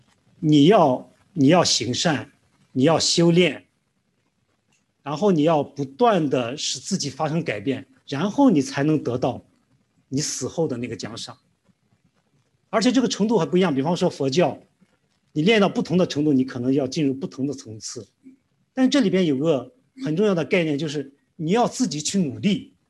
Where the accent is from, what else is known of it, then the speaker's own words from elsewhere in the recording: China; 因为我们中国人呢，其实其他地方也也都有这样的观念，就是说善有善报，恶有恶报。